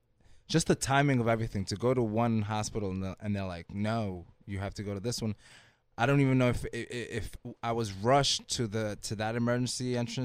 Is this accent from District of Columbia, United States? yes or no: no; Washington Heights, New York, United States; I grew up in Washington Heights basically till I was there till I was about 12. And when I started junior high school, I moved to Jackson Heights.